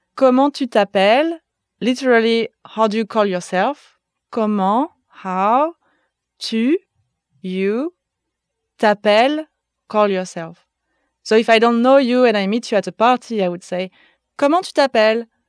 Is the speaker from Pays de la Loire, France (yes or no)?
yes; Nantes, Pays de la Loire, France; now in Berlin, Germany; I am French. I come from Nantes in the northwest of France